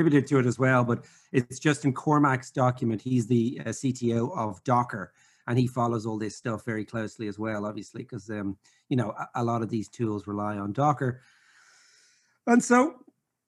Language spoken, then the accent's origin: English; Ireland; accent: brogue; I'm from Ireland and I speak way too fast